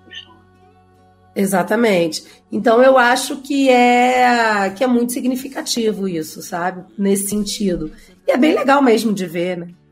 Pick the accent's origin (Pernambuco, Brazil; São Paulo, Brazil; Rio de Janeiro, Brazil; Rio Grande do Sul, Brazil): Rio de Janeiro, Brazil; moved away as an adult; also born or lived in Mexico; now in Mexico City, Mexico; sou carioca, pego o metrô todo dia